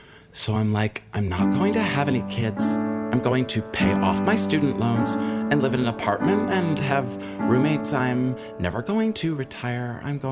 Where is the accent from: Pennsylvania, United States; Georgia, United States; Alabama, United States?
Georgia, United States; Atlanta; moved away as an adult; now in Colorado Springs, United States; I'm from Atlanta, but after being in Georgia forever, I was like, I need to get out of here.